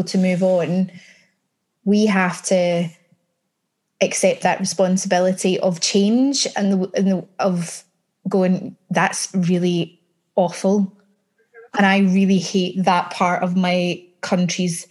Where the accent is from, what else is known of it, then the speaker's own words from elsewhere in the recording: Scotland, United Kingdom; as a Scot, being a Scot in the entertainment industry